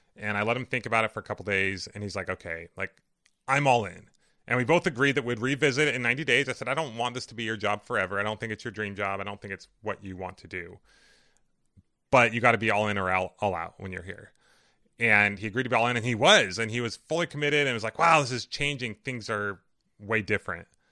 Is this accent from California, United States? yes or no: yes; Riverside, California, United States; where my parents live and where I grew up